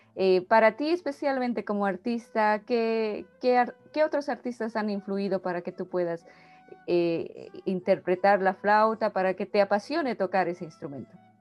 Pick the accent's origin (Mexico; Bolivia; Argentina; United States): Bolivia; soy boliviana